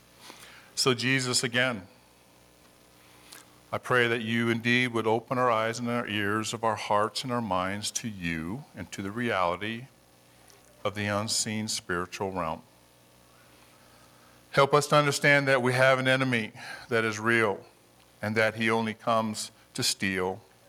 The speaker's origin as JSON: {"language": "English", "region": "Hawaii", "country": "United States", "tie": "born or raised there", "moved": "as an adult", "lives_now": "Colorado, United States", "said": "I grew up in Hawaii, and I came to Colorado"}